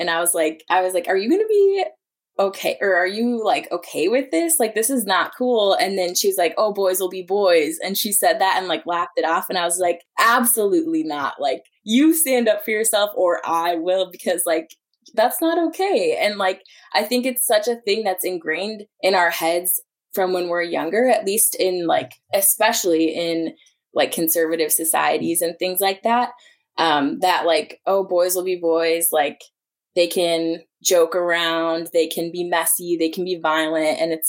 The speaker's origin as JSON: {"language": "English", "town": "Willmar", "region": "Minnesota", "country": "United States", "tie": "born or raised there", "said": "my hometown of Wilmer, Minnesota"}